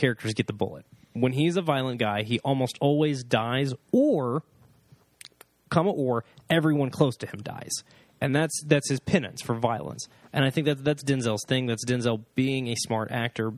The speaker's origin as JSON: {"language": "English", "region": "Oklahoma", "country": "United States", "said": "I'm from Oklahoma. I went to church"}